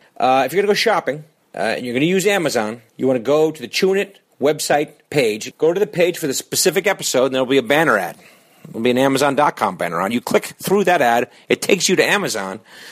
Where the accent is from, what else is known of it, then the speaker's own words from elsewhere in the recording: Connecticut, United States; now in Los Angeles, United States; we will be at the Foxwoods Theater in my home state of Connecticut.